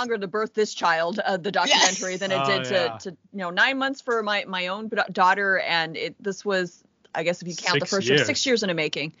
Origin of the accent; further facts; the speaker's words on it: California, United States; growing up in California